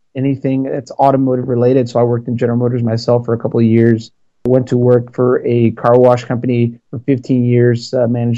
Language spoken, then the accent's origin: English; Chicago, Illinois, United States; moved away; I'm from Chicago originally, so Chicago, Illinois